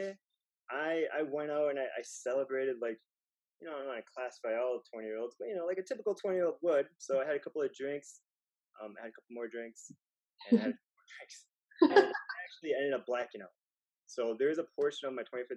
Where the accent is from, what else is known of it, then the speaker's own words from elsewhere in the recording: Wisconsin, United States; moved away as an adult; also born or lived in California; now in Miami, United States; I'm from Wisconsin